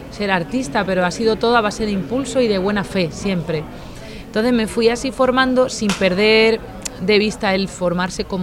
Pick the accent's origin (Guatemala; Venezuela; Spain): Spain; Toledo, Castilla-La Mancha; Soy de Toledo